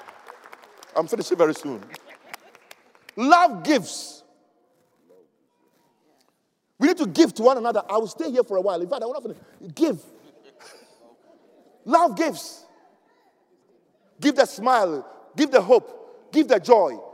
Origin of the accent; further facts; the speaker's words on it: Ghana; There's a situation in Africa, my home country, where you can see the Fulanis actually herding their cows and they walk through streets, the main streets of Accra